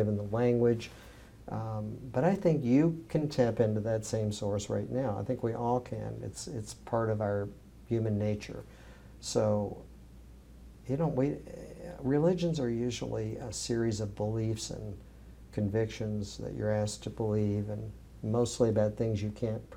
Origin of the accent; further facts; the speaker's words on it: the South, United States; where I grew up in the South